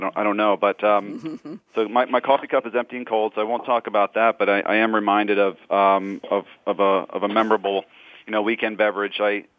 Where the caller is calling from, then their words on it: New Jersey, United States; I'm calling from the Garden State in New Jersey.